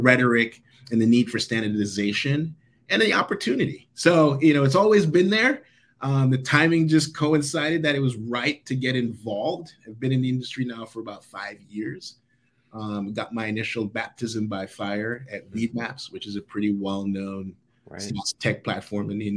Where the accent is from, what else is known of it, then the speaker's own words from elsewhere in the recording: Jamaica; I was born and raised in Jamaica